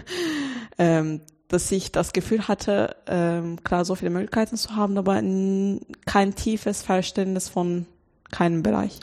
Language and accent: German; Turkey; German is a second language; moved away as an adult; now in Germany; ich komme aus der Türkei und dann ich war da auf der deutschen Schule